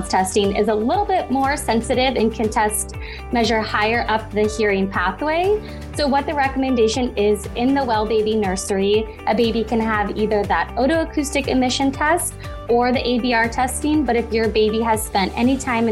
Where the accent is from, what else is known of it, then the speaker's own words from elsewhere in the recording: Midwest, United States; moved away as an adult; also born or lived in Southern California; now in Los Angeles, United States; I grew up in the Midwest and have been out in Southern California for the last 5 years.